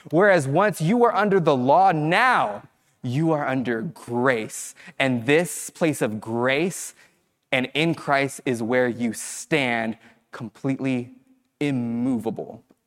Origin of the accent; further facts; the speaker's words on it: Fresno, California, United States; moved away as an adult; I grew up in Fresno